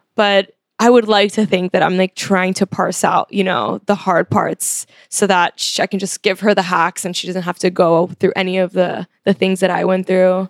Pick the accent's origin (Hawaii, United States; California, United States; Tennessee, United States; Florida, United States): Florida, United States; Miami; now in New York, United States; I was born here and then I moved when I was five, so I was raised in Miami.